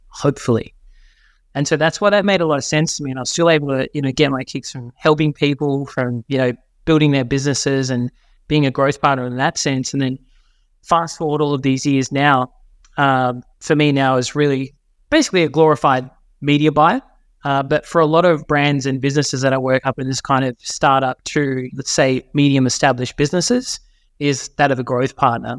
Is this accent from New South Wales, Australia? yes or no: yes; Forster, New South Wales, Australia; moved away; I grew up in New South Wales. Was born in a little town called Foster, which is a little beachy town